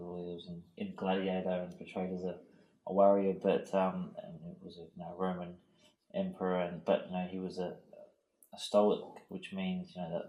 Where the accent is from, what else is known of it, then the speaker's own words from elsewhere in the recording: Harvey, Western Australia, Australia; moved away; I grew up in Harvey, I left there.